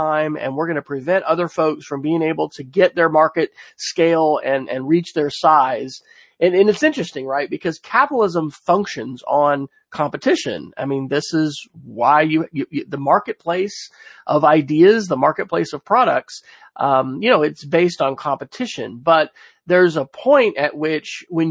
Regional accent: Oklahoma, United States; in my home state of Oklahoma, where, you know, we're kind of the rabid conservative state here

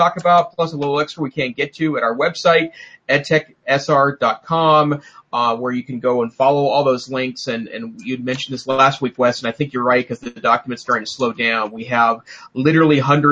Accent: Great Falls, Montana, United States; now in Missoula, United States; I grew up in Great Falls, Montana, which is in north central Montana

